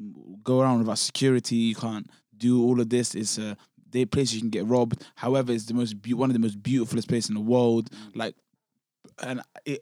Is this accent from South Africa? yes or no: yes; South Africa; My accent's very bad. I'm from South Africa.